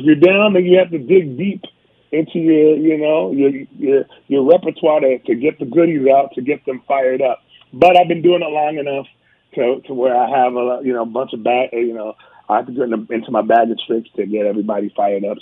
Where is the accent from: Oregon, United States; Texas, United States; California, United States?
California, United States; Southern; now in Las Vegas, United States; growing up in Southern California